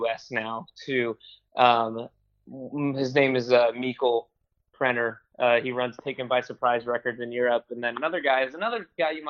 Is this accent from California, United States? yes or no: yes; Los Angeles, California, United States; I'm from LA, Los Angeles.